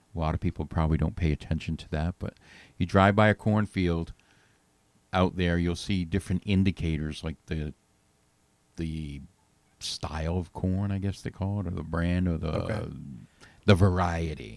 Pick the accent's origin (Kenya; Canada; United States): United States; New England; now in Nashville, United States; I grew up in New England